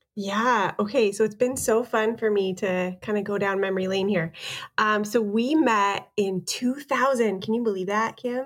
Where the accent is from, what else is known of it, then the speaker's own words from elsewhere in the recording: Canada; being Canadian